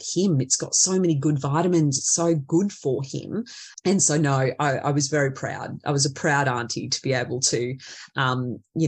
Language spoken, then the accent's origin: English; central Queensland, Australia; here in central Queensland